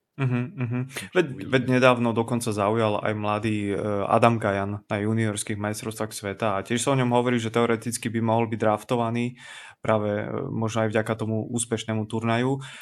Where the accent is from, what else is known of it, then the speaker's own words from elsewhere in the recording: Slovakia; my Slováci